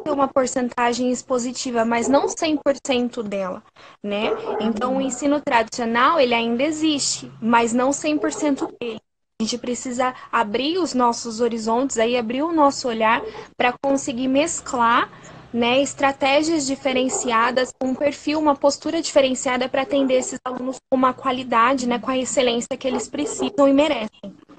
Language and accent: Portuguese; Sorocaba, São Paulo, Brazil; Eu sou da cidade de Sorocaba, que fica no interior de São Paulo